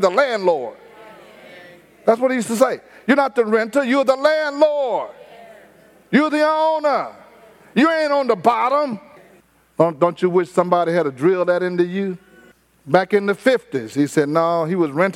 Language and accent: English; Houston, Texas, United States; I didn't tell them I was from Fifth Ward. I told them I was from north of downtown. From north of downtown. We grew up near the downtown area in a low rise.